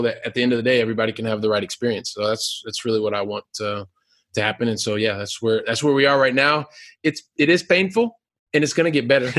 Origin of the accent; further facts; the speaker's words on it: Columbus, Ohio, United States; And so I'm from Columbus, Ohio, right? Super continental, like really, really hot, really, really cold, snowy and all that stuff.